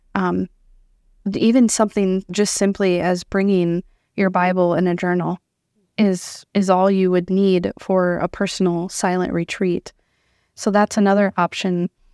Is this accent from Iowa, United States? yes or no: yes; Iowa, United States; moved away as an adult; now in South Dakota, United States; born and raised in Iowa